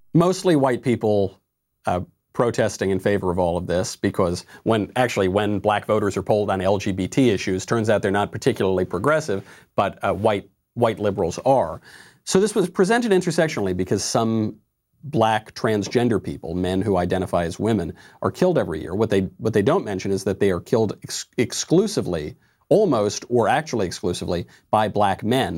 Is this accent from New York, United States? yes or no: yes; Mount Kisco, New York, United States; In my hometown, in, in the town of my birth, Mount Kisco, New York